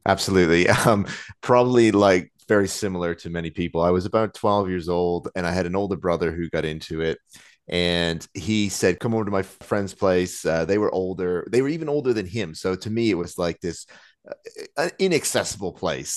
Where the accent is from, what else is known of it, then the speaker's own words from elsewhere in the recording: Nova Scotia, Canada; moved away as an adult; now in London, United Kingdom; growing up in Nova Scotia